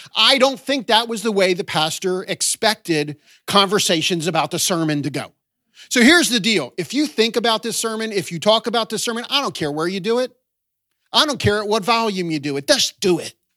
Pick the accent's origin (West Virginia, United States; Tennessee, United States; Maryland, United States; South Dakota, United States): Maryland, United States; Baltimore; also born or lived in Boston area / southern Chester County, Pennsylvania / New York area; now in New York, United States; I was raised in Baltimore